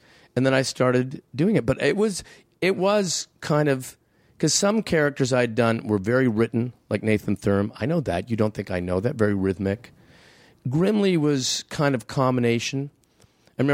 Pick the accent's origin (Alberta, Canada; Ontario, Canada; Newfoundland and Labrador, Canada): Ontario, Canada; Hamilton; there was a guy I knew on this when I grew up in Hamilton.